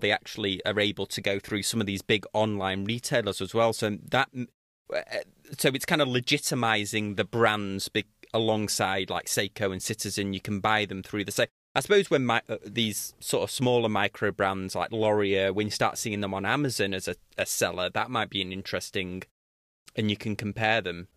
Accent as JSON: {"language": "English", "town": "Manchester", "region": "North West England", "country": "United Kingdom", "tie": "born or raised there", "said": "my hometown of Manche, my home city of Manchester"}